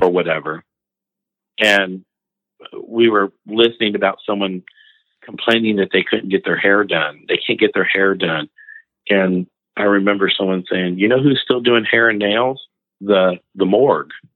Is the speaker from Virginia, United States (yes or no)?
no; Indiana, United States; I'm from Indiana.